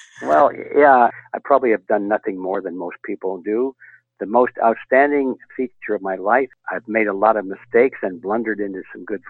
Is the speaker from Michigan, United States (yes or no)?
yes; Detroit, Michigan, United States; I was born in Detroit, Michigan.